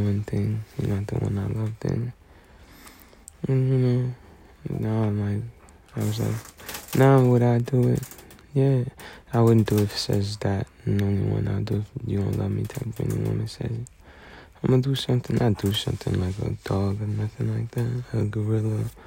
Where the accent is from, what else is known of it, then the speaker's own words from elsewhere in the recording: United States; I'm American